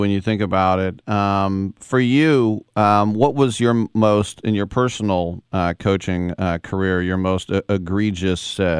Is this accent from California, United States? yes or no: yes; California, United States; I'm in my 50s. I grew up in California